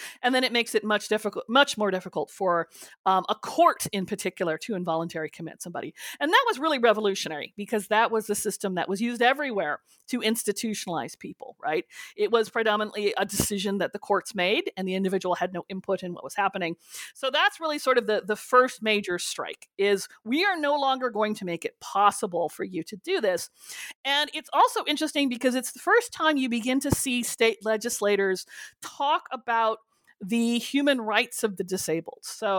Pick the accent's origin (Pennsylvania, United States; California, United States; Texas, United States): California, United States; of the great myths about sort of the state institutions in California that I know I grew up with as a Californian, I remember hearing this from my parents who were also Republicans